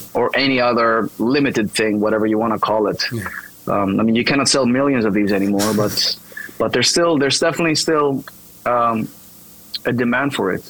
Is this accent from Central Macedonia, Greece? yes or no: yes; Thessaloniki, Central Macedonia, Greece; English is a second language; I'm born and raised here in Thessaloniki, so it's kind of cool to return to my hometown